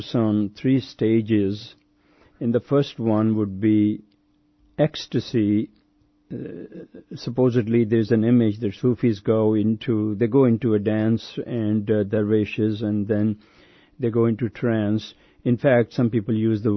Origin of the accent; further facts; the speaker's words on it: Pakistan; I'm from Pakistan